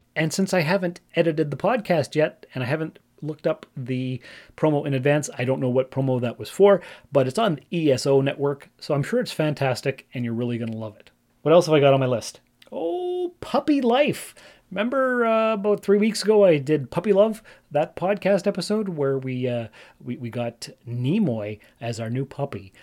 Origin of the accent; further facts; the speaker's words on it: Sault Ste. Marie, Ontario, Canada; I grew up in Sault Ste. Marie, Ontario, Canada